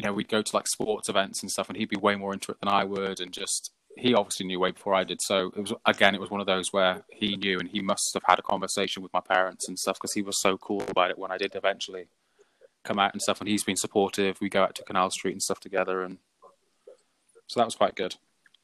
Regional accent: Shropshire, West Midlands, United Kingdom; moved away; I'm originally from Shropshire, which is on the border between England and Wales.

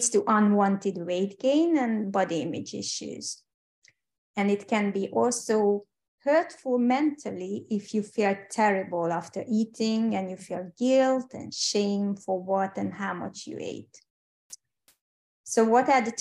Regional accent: Hungary; English is a second language; moved away as an adult; also born or lived in United Kingdom / Switzerland; I'm Hungarian, by the way, and hope you don't mind my accent

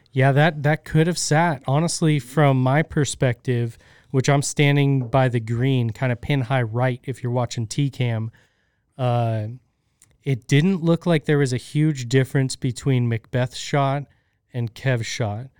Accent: United States; We're American

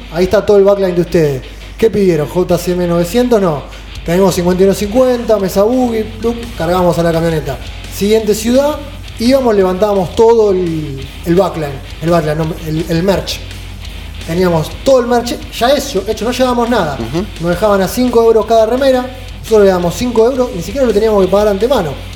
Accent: Argentina; argentinos sudamericanos

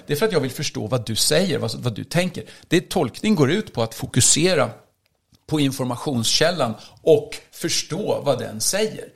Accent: Sweden; Jag är ganska svensk

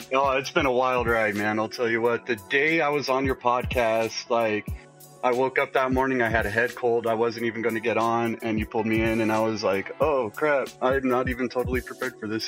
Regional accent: Colorado, United States; moved away as an adult; also born or lived in California; I moved from California uh, back to Colorado

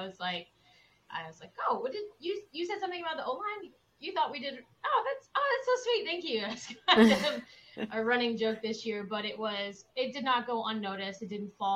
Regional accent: Texas, United States; now in Boston, United States; I grew up in Texas, actually, which is where I kind of fell in love with football in the first place

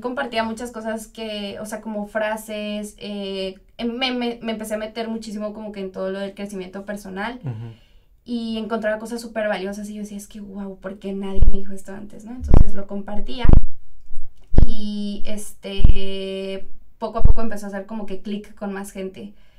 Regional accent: Toluca, State of Mexico, Mexico; moved away as an adult; now in Monterrey, Mexico; soy de Toluca

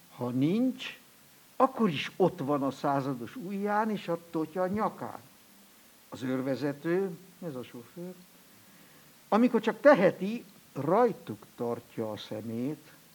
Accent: Switzerland; accent: Alemannic / Swiss German; first language Swiss German; Hungarian is a second language; moved away

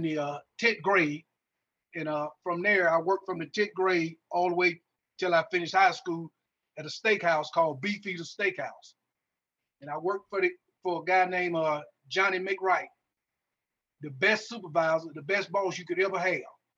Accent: Greenville, Mississippi, United States; I'm from Greenville, Mississippi

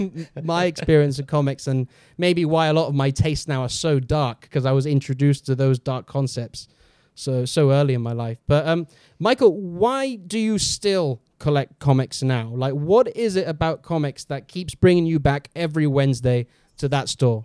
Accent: Gibraltar; moved away; I come from Gibraltar, and back in Gibraltar, there's, when I was, like, growing up, there's nothing to do with comic books at all

